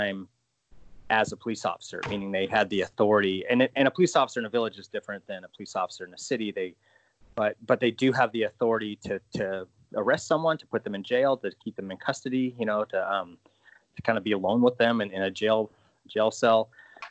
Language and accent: English; Alaska, United States; I'm a longtime Alaska reporter. I'm from Alaska and have mostly worked here